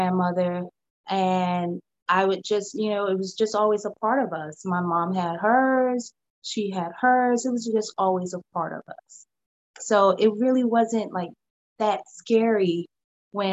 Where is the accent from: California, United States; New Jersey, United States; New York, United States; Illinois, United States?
New Jersey, United States; now in Virginia, United States; I'm originally from New Jersey. I currently live in Virginia.